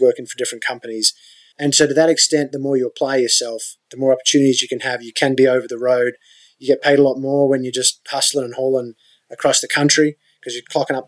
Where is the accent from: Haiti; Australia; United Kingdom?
Australia; moved away as an adult; now in United States; as an Australian when I was younger